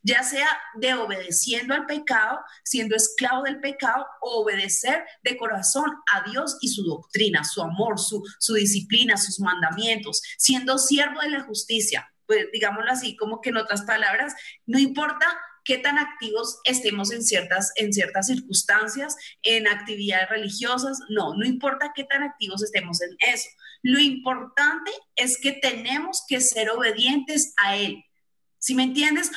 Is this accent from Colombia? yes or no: yes; Colombia; aquí en Colombia hace mucho, pero mucho frío